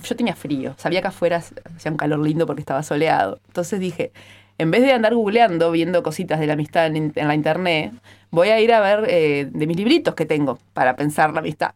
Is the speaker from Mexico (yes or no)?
no; Maldonado, Uruguay; soy de Maldonado, ahí decimos chiquilinas o gurisas